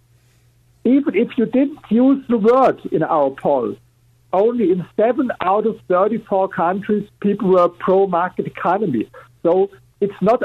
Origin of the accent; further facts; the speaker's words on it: Germany; English is a second language; I'm coming from Germany, as you're here with my accent.